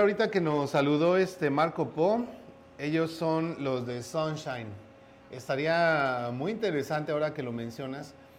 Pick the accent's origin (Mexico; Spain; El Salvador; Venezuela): Mexico; moved away; porque yo soy mexicano